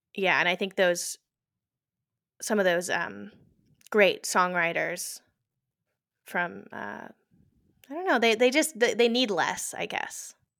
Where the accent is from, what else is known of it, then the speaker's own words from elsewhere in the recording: Houston, Texas, United States; moved away as an adult; also born or lived in New York; now in New Jersey, United States; I was born in Houston